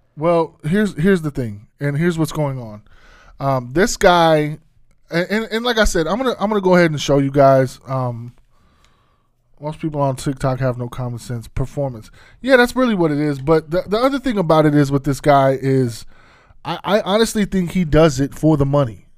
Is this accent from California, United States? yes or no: no; Arizona, United States; moved away; my hometown